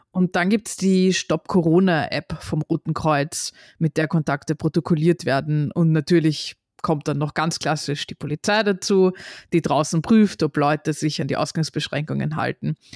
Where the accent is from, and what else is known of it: Austria